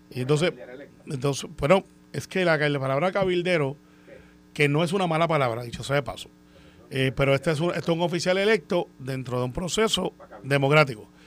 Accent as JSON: {"language": "Spanish", "country": "Puerto Rico", "said": "he dicho, mire, yo soy de Puerto Rico"}